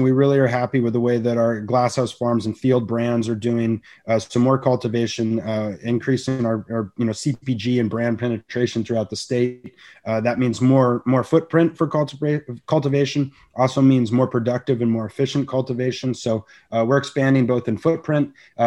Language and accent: English; Santa Barbara, California, United States; build a business in my, you know, backyard of Santa Barbara, California, on the beautiful coast in my hometown.